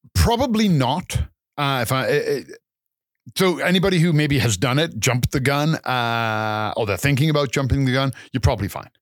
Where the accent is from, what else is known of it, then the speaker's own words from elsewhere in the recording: England, United Kingdom; also born or lived in Calgary, Canada; now in Canada; I'm originally from England and I've been in Canada for a number of years